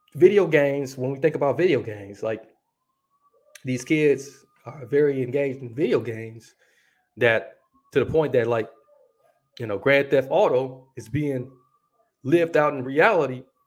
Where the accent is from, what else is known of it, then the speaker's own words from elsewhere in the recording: Milwaukee, Wisconsin, United States; my hometown, Milwaukee, Wisconsin